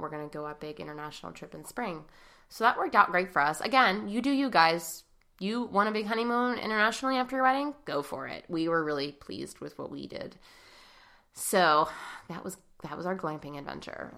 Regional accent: Pittsburgh, Pennsylvania, United States; we're from Pittsburgh

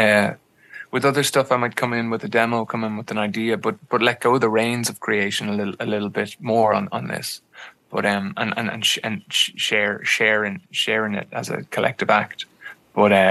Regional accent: Ireland

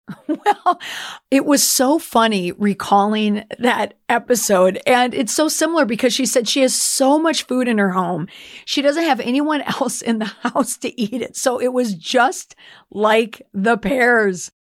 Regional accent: Minnesota, United States; as a Minnesotan

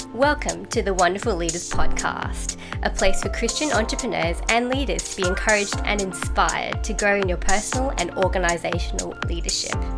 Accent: London, United Kingdom; also born or lived in Nigeria / Lincoln / Leicester; I was born in Nigeria and moved here with my parents when I was six months old. So I've lived in London for most of my life. Um, I did live in Lincoln and Leicester for a few years growing up as well.

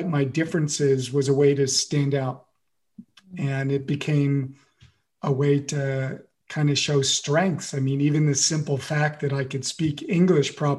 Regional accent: United States; moved away as an adult; now in France; I'm the one American, I'm the American

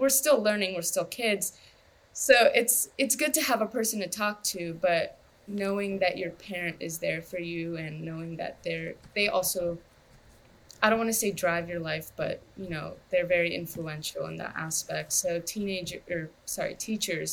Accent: United States; My parents are immigrants, of course, and I grew up in America

